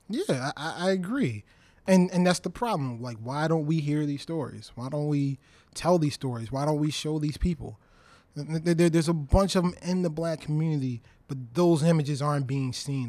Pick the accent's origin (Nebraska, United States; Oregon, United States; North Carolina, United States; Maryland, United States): Maryland, United States; Baltimore; I'm originally from Baltimore. uh, city